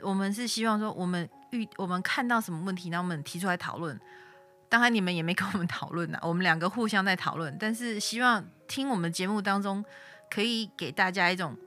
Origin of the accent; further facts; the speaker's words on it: Tainan, Taiwan; 我台南人